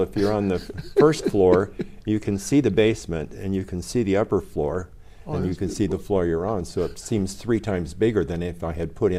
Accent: Pocatello, Idaho, United States; also born or lived in Utah; now in Japan; I was born in Pocatello, Idaho, mm-hmm, in 1952.

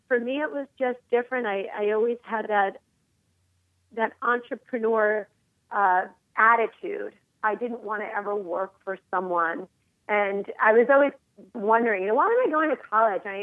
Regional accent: New York City, New York, United States; I was born in Queens, New York, just outside of New York City.

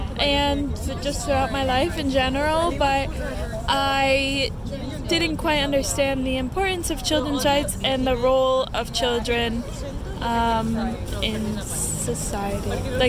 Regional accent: United States; I grew up in America

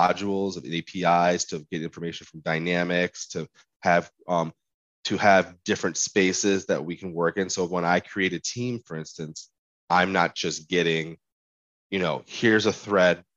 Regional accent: Michigan, United States; now in Seattle, United States; I'm a transplant from Michigan. I live in Seattle, Washington now

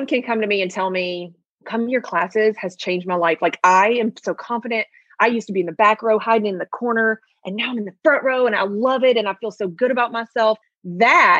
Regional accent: Memphis, Tennessee, United States; I'm from Memphis, born and raised in Memphis.

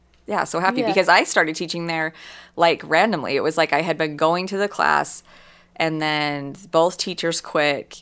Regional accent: Sandy, Utah, United States; I grew up in Sandy, and my parents still live there

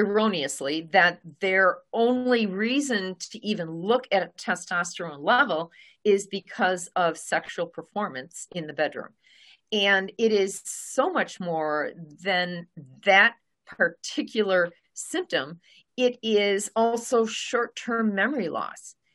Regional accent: Milwaukee, Wisconsin, United States; I'm from the Milwaukee area

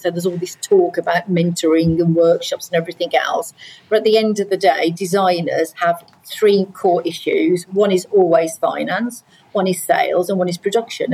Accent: Midlands, United Kingdom; moved away; I'm from the Midlands anyway originally

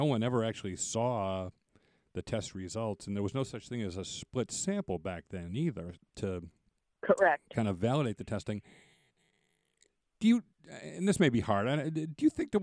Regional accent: Boston, Massachusetts, United States; Growing up in Boston

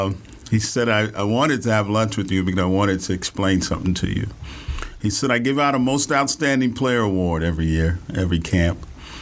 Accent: Houston, Texas, United States; We grew up in Third Ward.

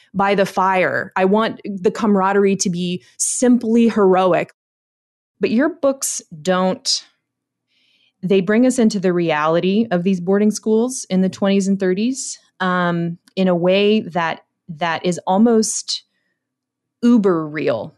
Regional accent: United States; I'm an American

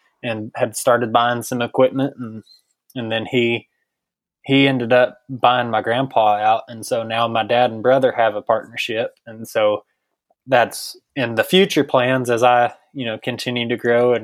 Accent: Brownfield, Texas, United States; I'm from Brownfield, Texas, down in Terry County. I graduated high school in 2013

